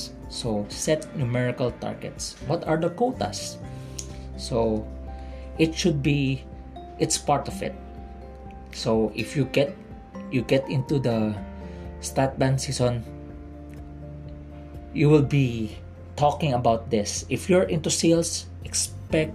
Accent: Philippines; I'm from the Philippines

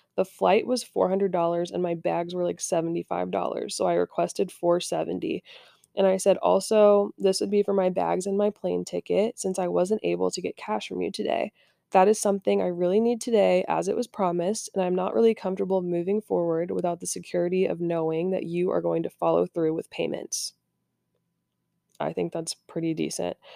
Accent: Indiana, United States; I'm from Indiana

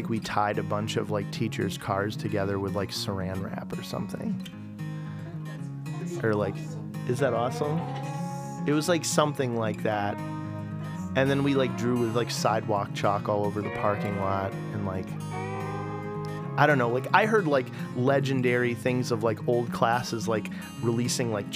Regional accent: Oregon, Ohio, United States; moved away as an adult; also born or lived in Boston; I grew up out in Oregon, Ohio

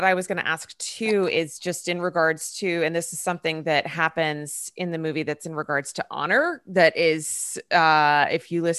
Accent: United States; I'm American.

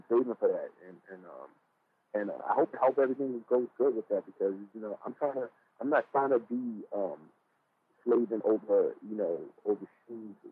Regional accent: New York City, New York, United States; moved away; I'm a New Yorker. And I'm from Brooklyn.

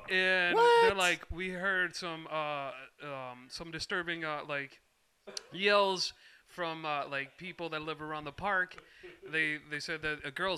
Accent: Elkhart, Indiana, United States; moved away as an adult; now in Chicago, United States; So I'm from Elkhart, Indiana.

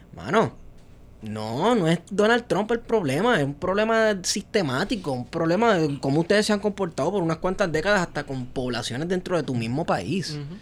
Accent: Puerto Rico; cuando aquí estamos todavía definiendo qué somos aquí en Puerto Rico.

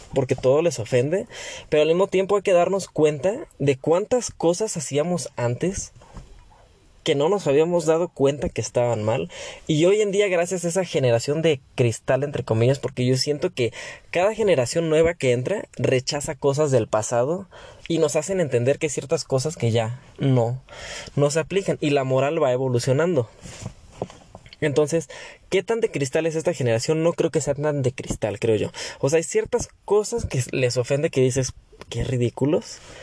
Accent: Mexico; como mexicanos

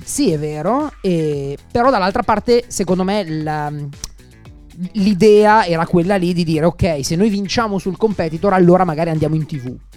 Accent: Milan, Lombardy, Italy; sono di Milano, abito qua

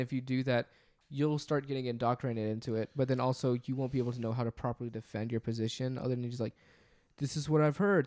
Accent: Memphis, Tennessee, United States; we're from the Memphis area

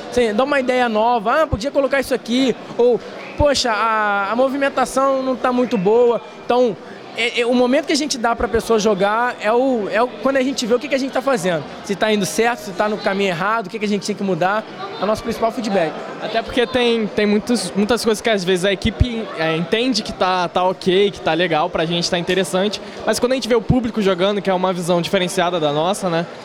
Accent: Tinguá, Rio de Janeiro, Brazil; sou da Tinguá também.

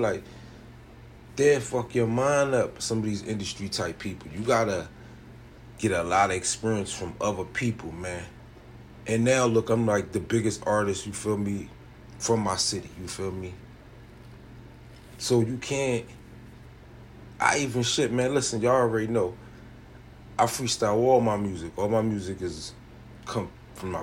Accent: New Jersey, United States; I'm from Biloxi, New Jersey

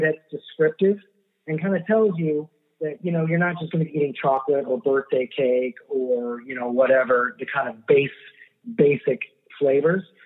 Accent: Miami, Florida, United States; also born or lived in Ann Arbor, Michigan / California; I was uh, raised here in Miami. I was born in Ann Arbor, Michigan

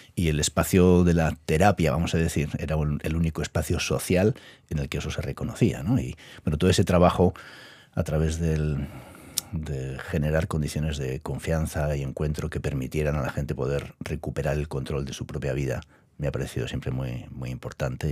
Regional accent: Basque Country, Spain; yo vengo del País Vasco

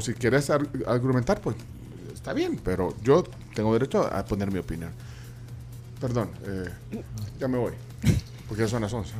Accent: El Salvador; como salvadoreños, como tribuleños

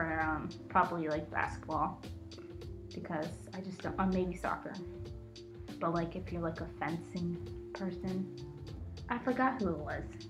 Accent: Nigeria; Nigeria is a country that is dear to my heart since I am Nigerian.

